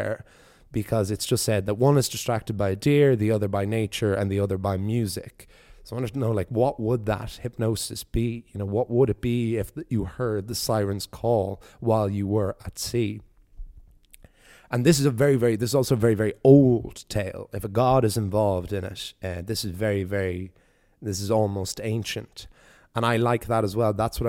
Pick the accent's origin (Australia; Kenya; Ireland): Ireland; East Coast; Is it just because I'm from the East Coast that this is not a tale I had heard before of where Galway gets its name from?